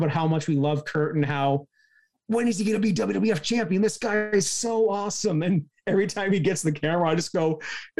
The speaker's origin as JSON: {"language": "English", "town": "Cannington", "region": "Ontario", "country": "Canada", "tie": "born or raised there", "said": "my hometown of Cannington"}